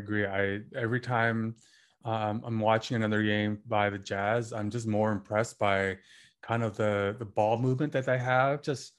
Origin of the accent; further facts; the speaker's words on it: Canada; as another Canadian, Dylan Brooks, another breakout player